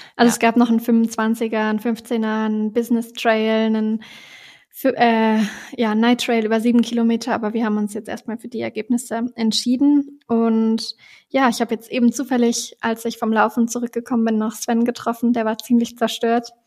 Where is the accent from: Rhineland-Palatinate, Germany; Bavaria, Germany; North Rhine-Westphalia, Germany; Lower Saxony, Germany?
Lower Saxony, Germany; Duderstadt; moved away; in Duderstadt, also in meiner Heimatstadt